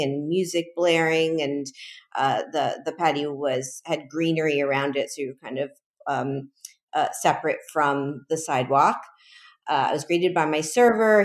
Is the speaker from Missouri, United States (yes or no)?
no; Miami, Florida, United States; born or raised there; also born or lived in Chicago; now in New York City, United States